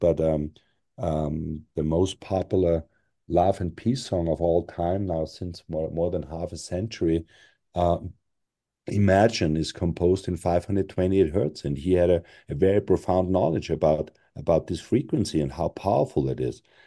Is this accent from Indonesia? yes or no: no; Austria; moved away; I'm European, 'cause I was born in Europe, raised in Europe, and, uh, I was raised in Austria